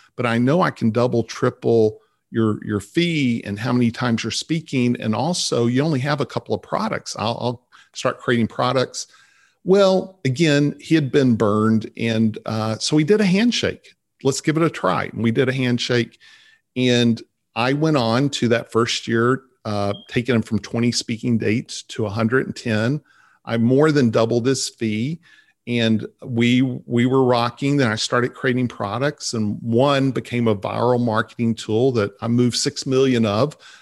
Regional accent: Vernon, Texas, United States; also born or lived in Dallas; I grew up in Vernon, Texas

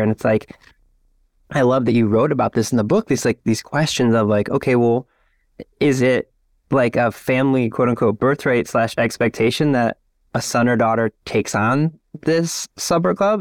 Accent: Lorain, Ohio, United States; I grew up in Lorain, Ohio, which is, like, forty-five minutes west of downtown Cleveland

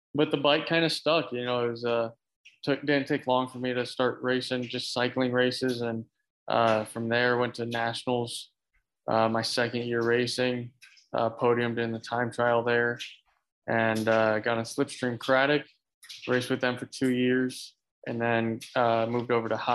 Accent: Clermont, Florida, United States; I grew up in Claremont, Florida

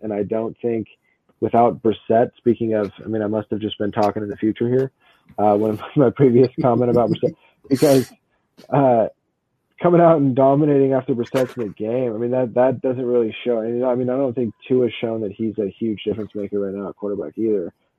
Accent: Washington, United States; I'm obviously from Washington State

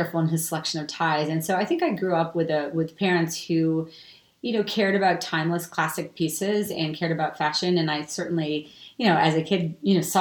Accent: New York City / Westchester County, United States; moved away as an adult; now in Pacific Palisades, United States; I am originally from New York City, but I now reside in the Pacific Palisades in California

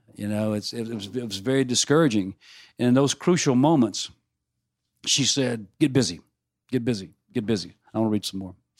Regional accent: Mississippi, United States; growing up in Mississippi

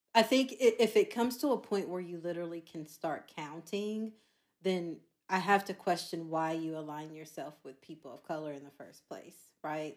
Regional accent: Charlotte, North Carolina, United States; I am from Charlotte, North Carolina

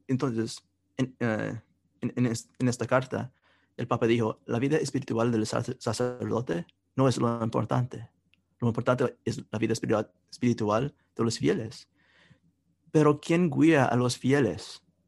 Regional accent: Kansas City, United States; donde yo crecí, en Kansas City

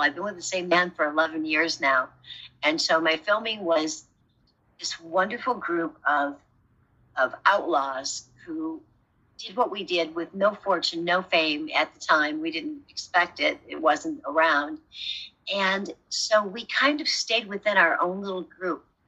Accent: Rockford, Illinois, United States; moved away as an adult; also born or lived in California; I'm from Rockford, Illinois

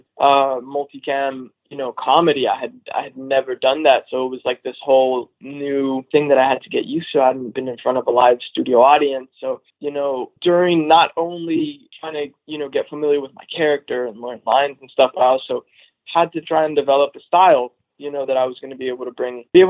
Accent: Los Angeles, California, United States; I grew up in Los Angeles

